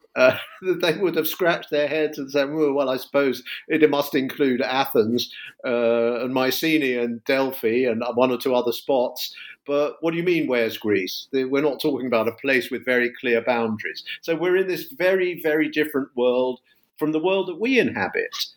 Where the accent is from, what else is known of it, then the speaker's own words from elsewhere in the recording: London, United Kingdom; moved away as an adult; now in United States; I teach in the US, but I'm a Brit. I'm from London